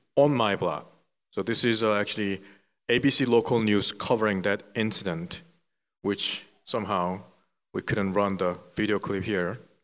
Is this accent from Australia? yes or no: no; South Korea; English is a second language; moved away as an adult; now in Philadelphia, United States; I was born and raised in South Korea